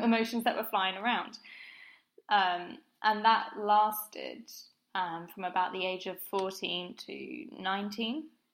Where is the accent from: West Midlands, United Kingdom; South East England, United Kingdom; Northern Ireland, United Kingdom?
South East England, United Kingdom; Brighton; moved away as an adult; now in London, United Kingdom; I grew up in Brighton by the sea